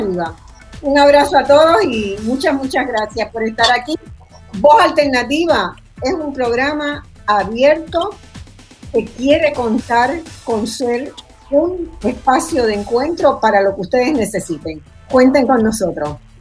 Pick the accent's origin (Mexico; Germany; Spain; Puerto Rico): Puerto Rico; me preguntan que de dónde soy porque tengo un acento distinto y digo de Puerto Rico